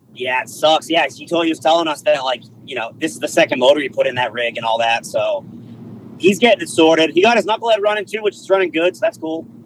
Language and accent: English; East Coast, United States; we're from the East Coast